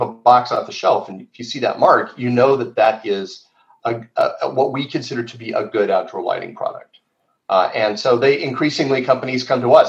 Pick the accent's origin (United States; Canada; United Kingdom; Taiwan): United States; Phoenix, Arizona; moved away as an adult; now in Tucson, United States; I grew up in Phoenix, and I was born in Arizona